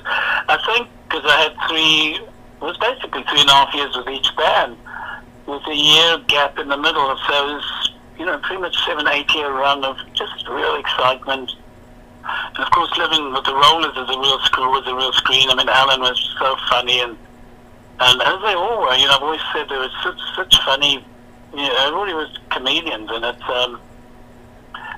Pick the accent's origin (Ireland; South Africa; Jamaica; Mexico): South Africa; moved away as an adult; now in United States; being South African, you know, the world didn't want to know South Africans, you can't blame them. So I left there and moved to America